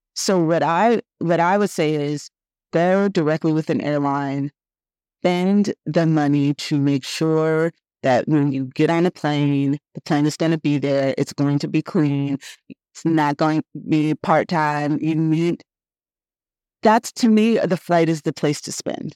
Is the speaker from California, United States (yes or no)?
yes; Oakland, California, United States; moved away as an adult; also born or lived in New York; I am from the Bay Area. I'm born and raised in Oakland